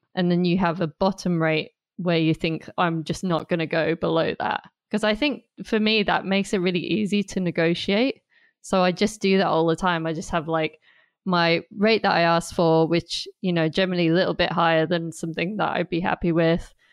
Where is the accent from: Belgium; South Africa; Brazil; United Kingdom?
United Kingdom; Durham, North East England; moved away as an adult; also born or lived in Staffordshire; now in London, United Kingdom; I'm originally from Durham, which is in the northeast of England, and I live in London now